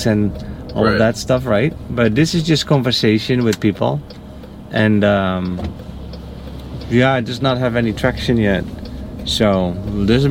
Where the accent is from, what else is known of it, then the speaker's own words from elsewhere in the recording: Netherlands; now in United States; the Netherlands